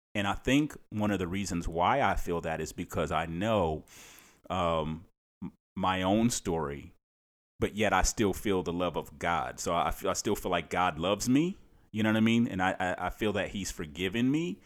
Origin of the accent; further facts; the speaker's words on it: Cleveland, Ohio, United States; moved away as an adult; now in Maryland, United States; I'm, I'm from Cleveland, Ohio